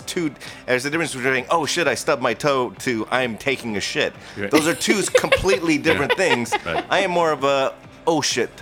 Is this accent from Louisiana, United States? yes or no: no; Orange County, Southern California, United States; I started doing open mic nights in Orange County where I grew up.